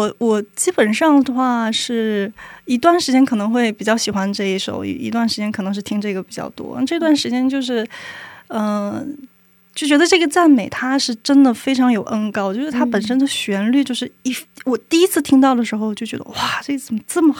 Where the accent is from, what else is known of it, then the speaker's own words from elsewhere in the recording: China; moved away as an adult; also born or lived in Singapore; now in South Korea; 我是一个中国人，然后我在韩国人，我我在用英文来服侍弟兄